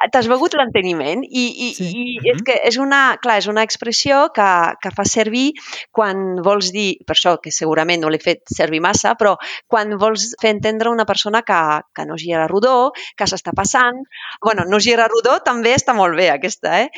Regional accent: northern France, France; Catalan is a second language; moved away as an adult; now in Catalonia, Spain; sóc del nord de França, molt a prop de Bèlgica

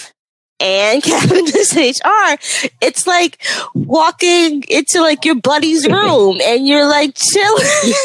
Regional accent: New York, United States; I'm a New Yorker

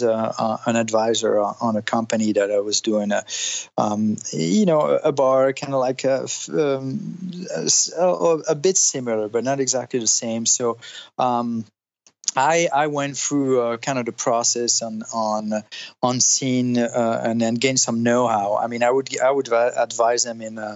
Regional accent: Italy; moved away as an adult; also born or lived in Switzerland / France; now in Los Angeles, United States; I'm French. My parents are French, but I grew up in Italy. I was born in Switzerland, and I moved to the States when I was 19

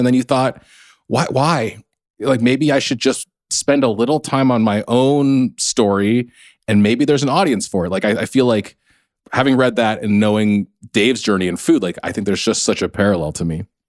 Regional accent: United States; I'm not Korean American, I'm Chinese American

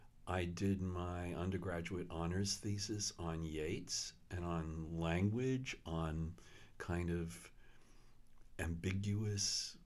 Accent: Queens, New York, United States; also born or lived in Brooklyn; Well, I was born in Brooklyn, right. And then we moved to Queens.

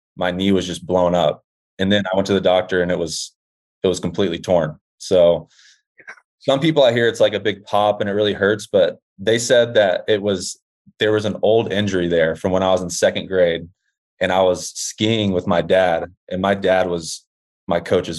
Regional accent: Dallas, Texas, United States; I'm from Dallas, Texas

